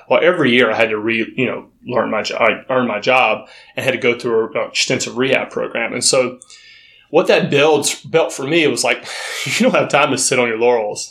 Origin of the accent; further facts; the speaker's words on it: North Florida, United States; now in Los Angeles, United States; I'm from North Florida